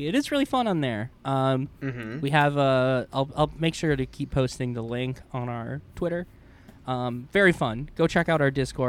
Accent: New York, United States; don't really have a natural favorite team since I'm from Western New York

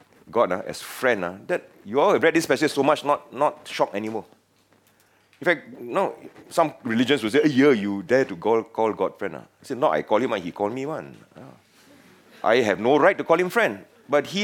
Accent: Penang, Malaysia; now in Singapore; I come from Penang, the best state in Malaysia

